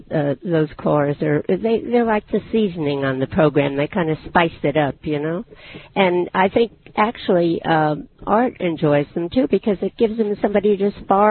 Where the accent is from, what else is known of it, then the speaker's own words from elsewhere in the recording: Connecticut, United States; now in Long Island, United States; I'm from Connecticut, and I've only lived in Long Island for a few years